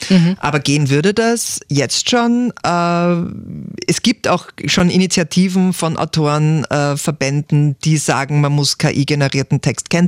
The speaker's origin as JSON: {"language": "German", "town": "Perchtoldsdorf", "region": "Lower Austria", "country": "Austria", "tie": "born or raised there", "said": "Aufgewachsen im Berchtoldsdorf."}